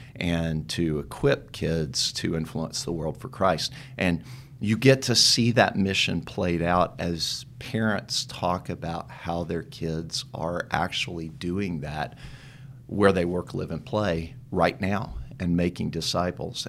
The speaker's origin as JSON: {"language": "English", "town": "Dallas", "region": "Texas", "country": "United States", "tie": "born or raised there", "also_born_or_lived": "Tyler, Texas", "said": "I grew up in Dallas"}